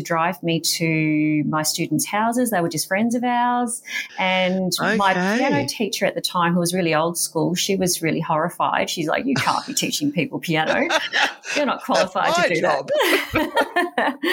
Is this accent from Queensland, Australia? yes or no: no; Wodonga, Victoria, Australia; also born or lived in Albury, New South Wales / Melbourne, Victoria; I was born in Albury and lived in Wodonga